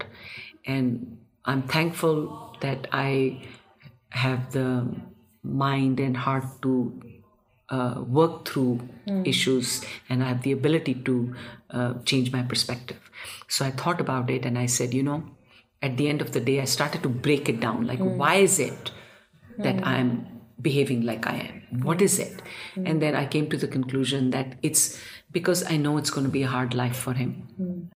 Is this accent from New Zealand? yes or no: no; India; I also have been born and brought up in India